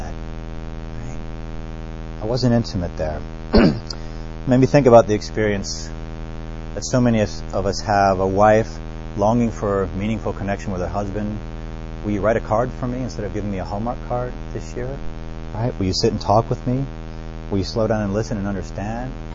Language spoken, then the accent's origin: English; New Orleans, Louisiana, United States; I grew up in New Orleans